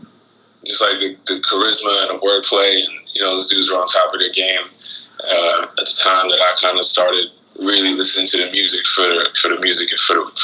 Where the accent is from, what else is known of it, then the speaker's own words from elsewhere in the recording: Florida, United States; also born or lived in Guyana / Detroit, United States / Portland, United States; I grew up in Florida, but I've bounced around a lot. Like my family, I was born in Guyana, and we lived in the islands. I grew up in Florida mainly.